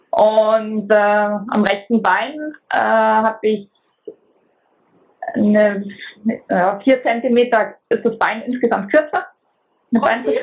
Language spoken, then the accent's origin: German; Munich, Bavaria, Germany; born there; moved away; ich bin in München geboren, ich lebe aber schon seit 2005 am Bodensee.